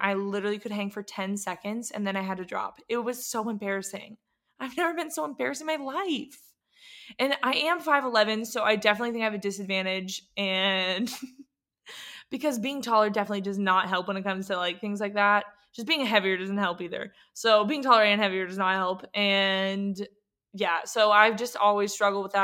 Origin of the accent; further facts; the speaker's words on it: San Diego, California, United States; moved away as an adult; also born or lived in Atlanta, Georgia; now in Portland, United States; I grew up in San Diego, Charles Bowden specifically